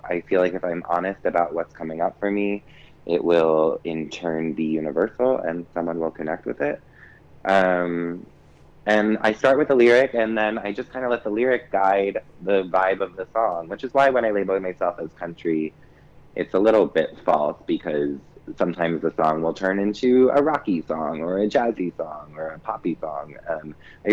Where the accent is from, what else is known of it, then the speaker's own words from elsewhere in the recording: Pequannock, New Jersey, United States; toss it back to Jersey. It's my hometown